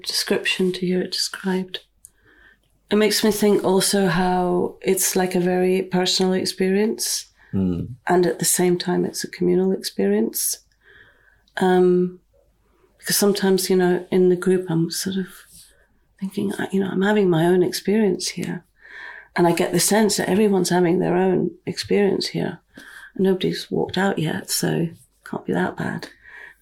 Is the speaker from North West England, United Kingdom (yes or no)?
no; near Fraserburgh, Scotland, United Kingdom; also born or lived in London; now in Findhorn, United Kingdom; I grew up on this land. I grew up near Fraserburgh